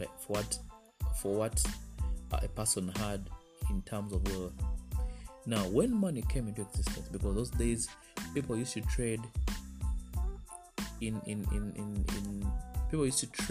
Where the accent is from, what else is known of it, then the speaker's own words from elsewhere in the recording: Eastern Region, Uganda; I'm from the East in Uganda, and East means I'm from the Bagisu culture